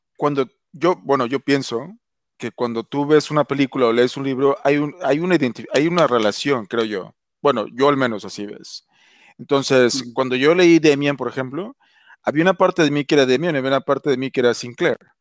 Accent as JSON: {"language": "Spanish", "country": "Mexico", "moved": "yes", "said": "soy mexicano y, adoro México"}